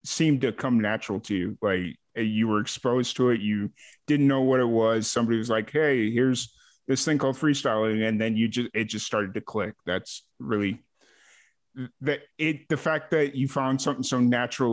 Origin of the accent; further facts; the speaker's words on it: Chicago, Illinois, United States; also born or lived in Lansing, Illinois; now in Texas, United States; I grew up in Chicago